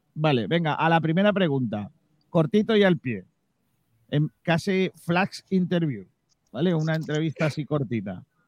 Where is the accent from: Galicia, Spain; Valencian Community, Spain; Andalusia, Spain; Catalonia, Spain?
Andalusia, Spain; Rincón de la Victoria; los ciudadanos de mi pueblo